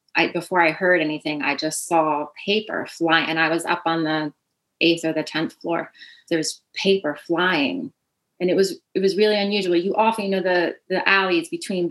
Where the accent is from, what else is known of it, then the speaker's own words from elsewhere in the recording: New York City, New York, United States; I'm from Staten Island, it's a tribute to my hometown as well